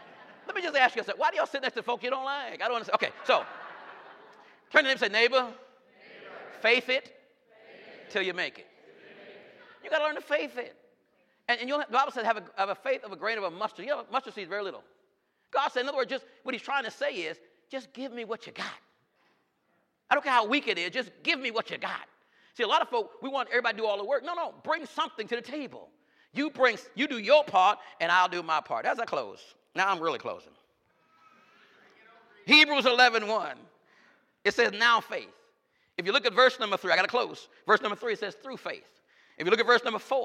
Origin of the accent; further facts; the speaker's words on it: New York, United States; I'm from New York.